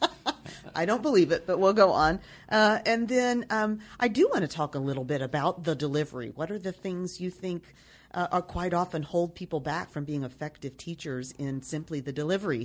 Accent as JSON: {"language": "English", "town": "Nashville", "region": "Tennessee", "country": "United States", "said": "I come from Nashville, Tennessee"}